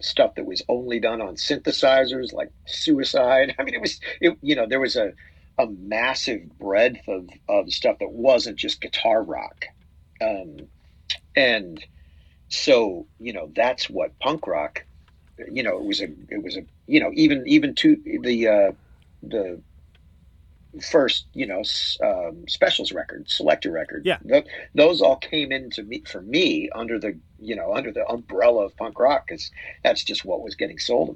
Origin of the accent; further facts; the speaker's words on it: Salt Lake City, Utah, United States; now in Tulsa, United States; I grew up in Salt Lake City.